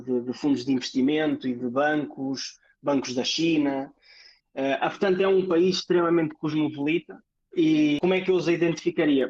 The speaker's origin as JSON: {"language": "Portuguese", "town": "Leça da Palmeira", "region": "Porto District", "country": "Portugal", "moved": "as an adult", "lives_now": "Luxembourg", "said": "sou de Leça da Palmeira, portanto, ali mesmo ao lado, uh, moro mesmo ao pé da praia"}